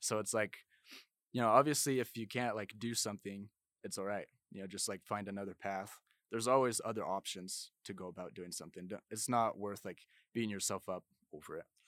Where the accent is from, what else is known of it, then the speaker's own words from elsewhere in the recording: Orem, Utah, United States; also born or lived in Blanding, Utah; I'm from Orem, Utah